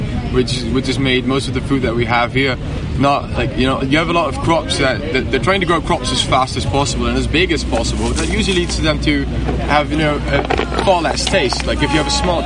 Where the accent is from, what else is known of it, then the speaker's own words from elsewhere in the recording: Netherlands; I'm from the Netherlands, where most cities are pretty green